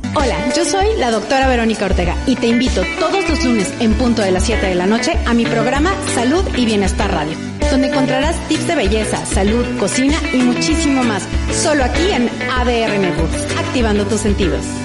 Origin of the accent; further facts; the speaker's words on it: Córdoba, Andalusia, Spain; now in Madrid, Spain; actualmente estoy en mi tierra natal, que está situada en el sur de España, en, Córdoba